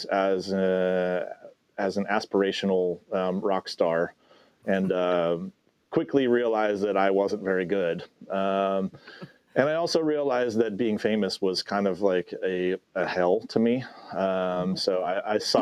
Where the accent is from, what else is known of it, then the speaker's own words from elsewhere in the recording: Midwest, United States; moved away as an adult; also born or lived in Arizona / Southern California; I'm from the Midwest